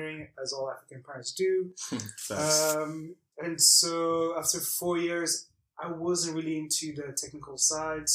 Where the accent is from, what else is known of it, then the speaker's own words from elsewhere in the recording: Belgium; I grew up in Belgium